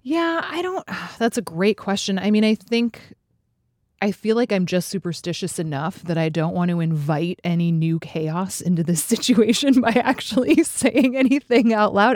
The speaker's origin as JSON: {"language": "English", "town": "Fairbanks", "region": "Alaska", "country": "United States", "tie": "born or raised there", "moved": "yes", "lives_now": "Chicago, United States", "said": "I grew up in Fairbanks, which is about four hundred miles north of Anchorage."}